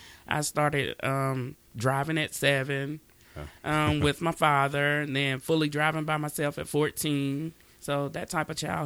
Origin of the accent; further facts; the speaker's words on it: Anadarko, Oklahoma, United States; I grew up in Anadarko, Oklahoma, and I cannot complain about my childhood at all.